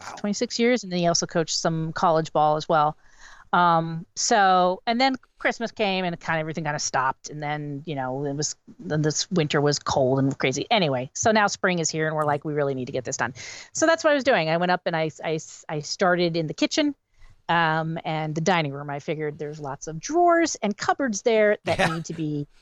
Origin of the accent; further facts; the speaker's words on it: Wilkes-Barre, Pennsylvania, United States; moved away; I'm originally from the Wilkes-Barre Scranton area